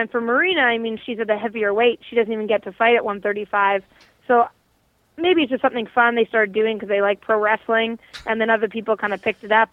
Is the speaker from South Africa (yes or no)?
no; Canada